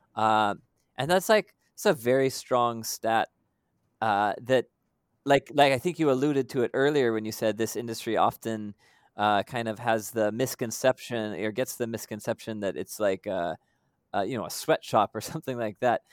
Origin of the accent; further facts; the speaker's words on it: United States; moved away as an adult; now in Philippines; I'm American by background